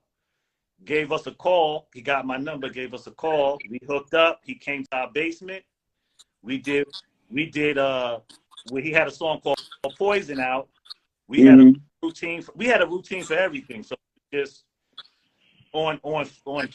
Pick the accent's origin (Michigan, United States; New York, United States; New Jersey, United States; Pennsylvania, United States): New York, United States; New York City; I grew up in Southside Jamaica, Queens